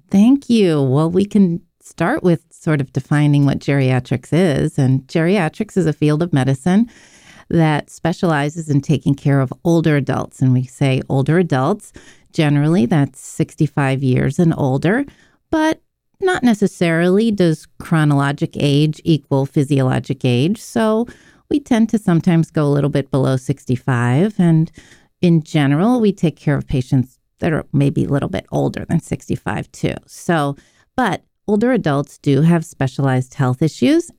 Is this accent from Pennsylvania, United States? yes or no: yes; Pittsburgh, Pennsylvania, United States; I was born in Pittsburgh